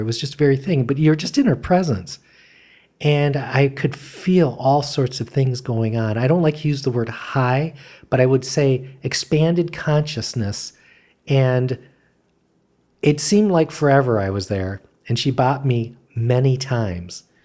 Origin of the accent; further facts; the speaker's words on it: Michigan, United States; moved away as an adult; I was from Michigan